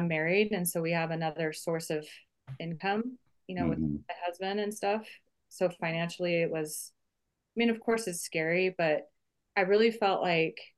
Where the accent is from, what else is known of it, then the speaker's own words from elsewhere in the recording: Tacoma, Washington, United States; moved away as an adult; now in Bozeman, United States; I grew up in Tacoma, Washington